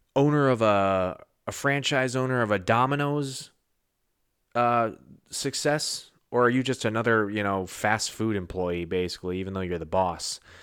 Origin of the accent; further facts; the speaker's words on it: New England, United States; I'm not from New York. I'm not a New Yorker. Never got a chance to be a New Yorker. Uh, I, am from New England